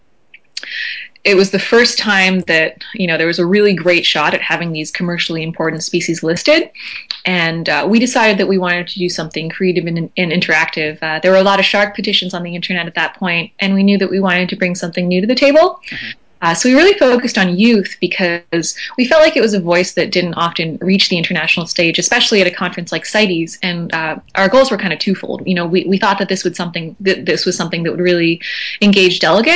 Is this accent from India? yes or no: no; Vancouver, British Columbia, Canada; also born or lived in Maui, Hawaii; So I'm from Canada. I was born in Vancouver on the West Coast